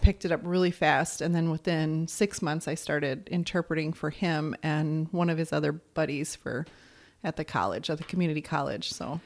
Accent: Arizona, United States; moved away; also born or lived in California; I'm from Arizona and then moved out to California

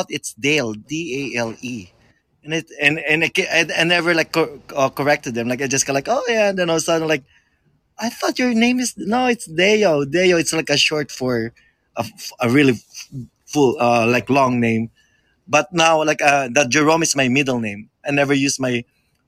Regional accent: Philippines; moved away; I grew up in the Philippines.

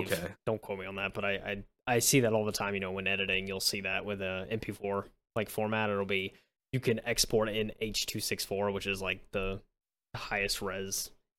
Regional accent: United States; I'm too American for that.

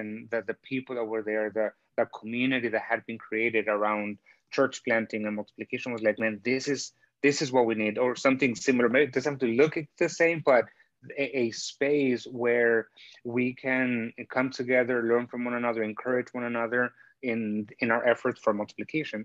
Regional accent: Chicago, Illinois, United States; also born or lived in Mexico; I'm actually originally from Mexico. I was born in Mexico and my family moved up to the States when I was 10 years old. So I pretty much grew up in Chicago

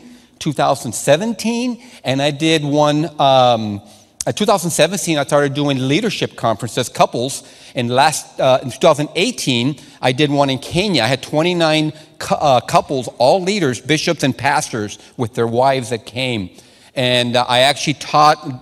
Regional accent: Sonora, Mexico; first language Spanish; English is a second language; moved away; I'm a Latino man. I know the Latino culture. I started school in Sonora, Mexico. My first language is Spanish

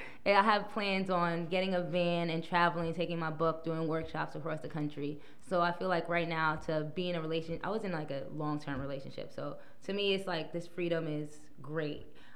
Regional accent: New York City, New York, United States; also born or lived in Texas; now in New York, United States; I was born in Brooklyn.

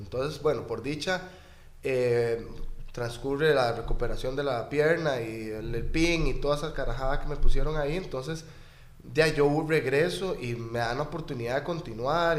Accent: Escazú, San José, Costa Rica; vecino de Escazú

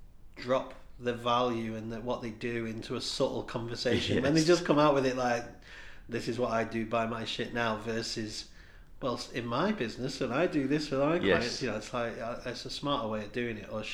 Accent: Warrington, North West England, United Kingdom; accent: scally; I'm from Warrington, and I have like a proper scally voice

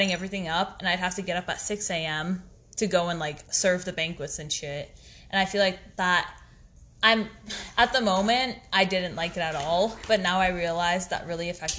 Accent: Ontario, Canada; moved away as an adult; now in Banff, Canada; travel outside of my hometown. That's why I'm in Banff right now, because I just feel like I couldn't get that back in Ontario

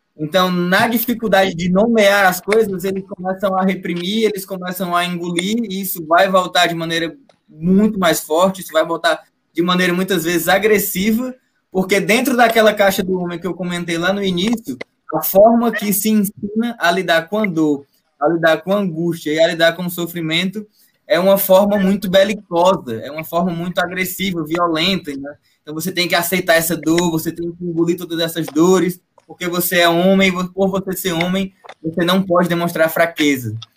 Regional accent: Northeast Region, Brazil; Eu, enquanto nordestino

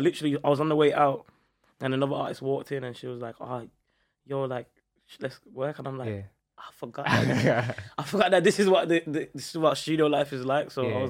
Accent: Montserrat; I want to go back to my home country, which is Montserrat.

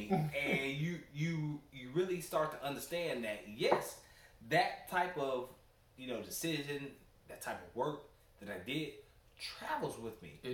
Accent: Detroit, Michigan, United States; now in Houston, United States; I'm from Detroit, Michigan.

